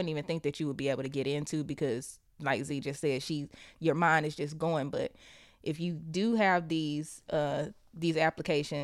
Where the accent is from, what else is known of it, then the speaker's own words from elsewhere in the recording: the South, United States; we're from the South